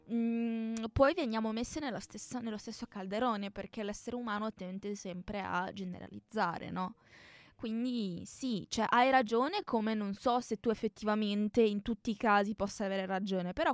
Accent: Egypt; Sono egiziana

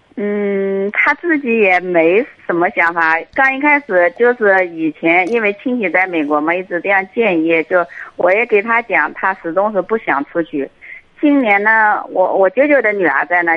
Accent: Anhui, China; 我是安徽的

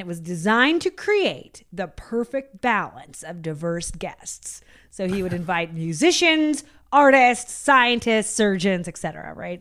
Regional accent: United States; I'm American. I went to public school

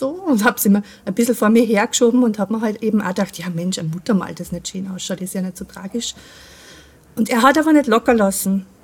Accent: Austria; Also, wie man es vielleicht an meinem Dialekt hört, ich komme aus Österreich.

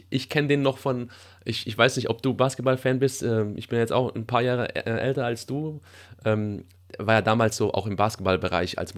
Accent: Sondelfingen, Baden-Württemberg, Germany; Ich habe ja so die Hälfte meiner Jugend auch in Sondelfingen verbracht.

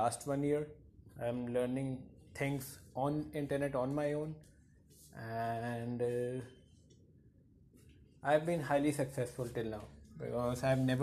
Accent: India; I'm from India

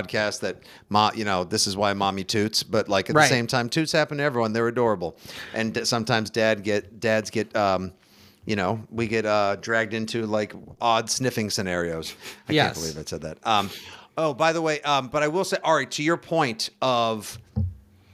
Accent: Braintree, Massachusetts, United States; the house I grew up in Braintree, Mass

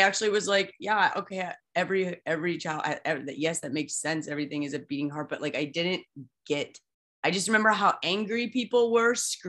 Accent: Midwest, United States; Nika, I'm from the Midwest too, you know this as well.

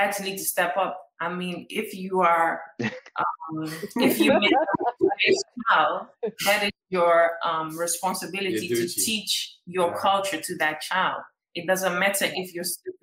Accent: Netherlands; moved away as an adult; now in Ghana; growing up in the Netherlands with my mom

